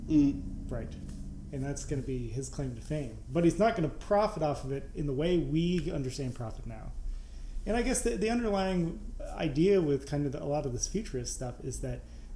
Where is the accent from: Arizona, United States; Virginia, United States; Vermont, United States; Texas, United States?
Vermont, United States; now in Chicago, United States; I was born in Vermont and I live in Chicago